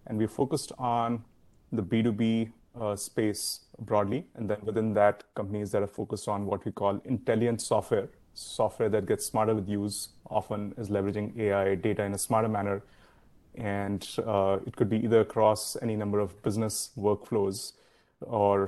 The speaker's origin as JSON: {"language": "English", "country": "India", "tie": "born or raised there", "moved": "as an adult", "lives_now": "San Francisco Bay Area, United States", "said": "I grew up in India, came over to the US in the year 2000"}